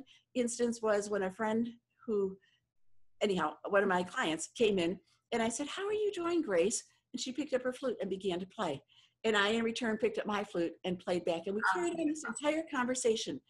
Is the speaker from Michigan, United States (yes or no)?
yes; Ann Arbor, Michigan, United States; moved away; I'm originally from Ann Arbor, Michigan